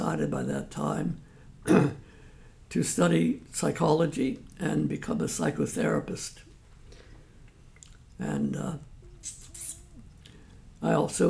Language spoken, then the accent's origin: English; Washington, District of Columbia, United States; I was born in Washington, D.C. My parents were both immigrants from Italy. And I grew up in a rougher part of Washington, D.C.